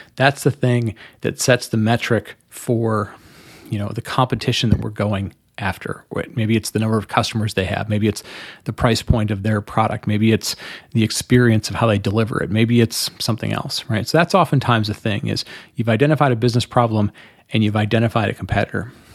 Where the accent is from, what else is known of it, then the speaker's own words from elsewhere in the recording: Detroit, Michigan, United States; growing up in Detroit, when I grew up in the in the 70s and 80s and, and the 90s in Detroit